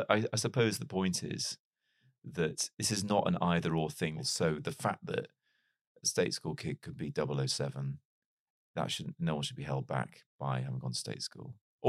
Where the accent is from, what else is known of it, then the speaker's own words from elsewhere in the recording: Wales, United Kingdom; also born or lived in Chester; despite growing up in North Wales, England is not too far away from where I grew up. And I was actually born in Chester, which is where both my parents